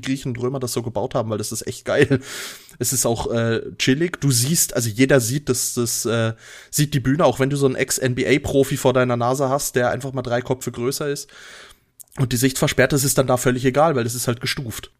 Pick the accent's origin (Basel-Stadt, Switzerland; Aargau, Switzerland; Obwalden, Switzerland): Basel-Stadt, Switzerland; Basel; wir haben bei uns in Basel in der Nähe das Augusta Raurica